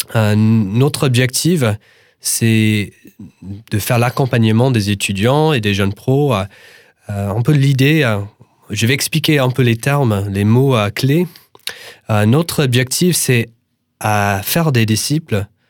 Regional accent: United States; French is a second language; now in France; je suis un Américain et, et, je vis en France

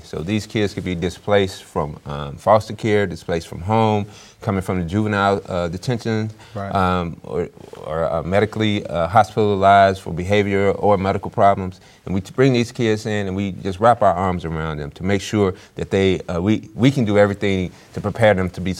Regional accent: Clarksdale, Mississippi, United States; growing up in the Clarksdale, Friars Point, Mississippi area

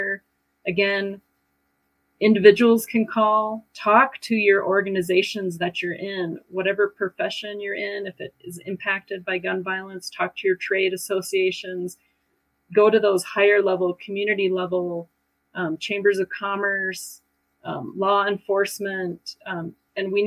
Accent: Stillwater, Oklahoma, United States; I'm from Stillwater

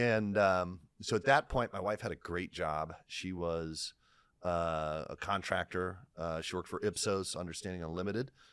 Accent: Lima, Ohio, United States; I come from Lime, Ohio

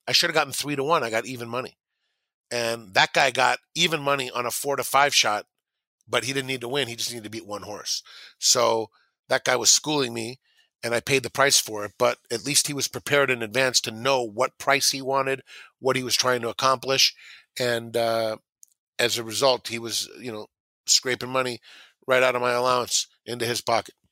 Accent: Southern California, United States; I grew up in Southern California listening to race calls

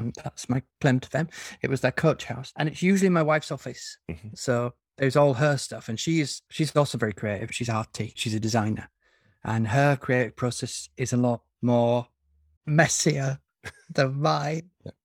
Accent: the north of England, United Kingdom; I'm betraying my northern heritage

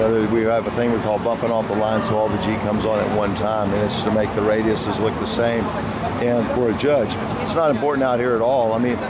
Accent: Texas, United States; born there; I mean, I was born in Texas

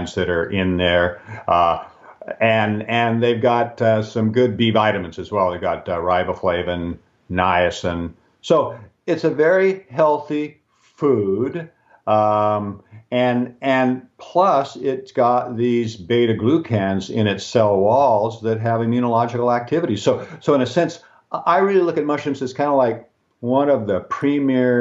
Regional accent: Seattle, Washington, United States; now in British Columbia, Canada; I grew up in Seattle

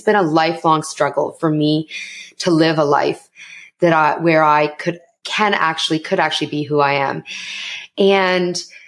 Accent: Canada; accent: Canadian; So my parents are immigrants to Canada and I am Canadian. So I'm South Asian, but I'm also Canadian. And you're going to hear the Canadian and how I speak, everyone.

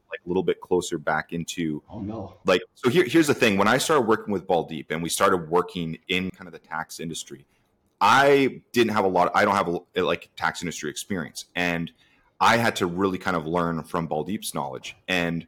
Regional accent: Canada; I'm actually in Canada, so I'm a Canadian

